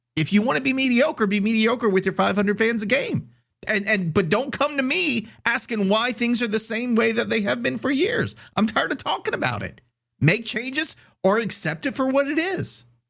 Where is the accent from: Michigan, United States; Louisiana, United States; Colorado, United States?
Louisiana, United States; Scott; I'm from Scott and I go to the Scott Parade